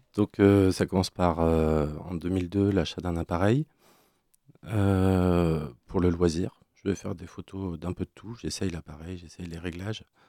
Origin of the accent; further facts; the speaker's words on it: Brest, Brittany, France; also born or lived in Quimper; rentrer chez moi à Brest